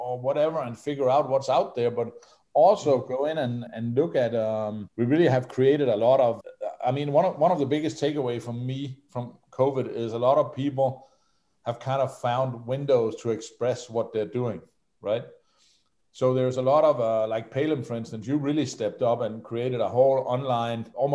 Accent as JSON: {"language": "English", "country": "Denmark", "said": "I come from Denmark"}